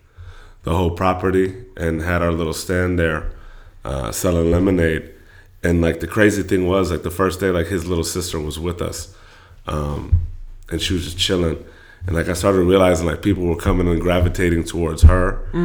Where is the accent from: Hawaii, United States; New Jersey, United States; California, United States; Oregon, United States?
California, United States; I was born in the Bay Area. I moved to the Valley in the fourth grade, moved back up to the Bay in the fifth grade.